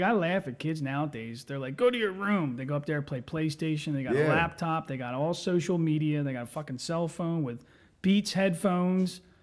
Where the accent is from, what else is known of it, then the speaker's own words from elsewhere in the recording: Chester, Pennsylvania, United States; we grew up in Chester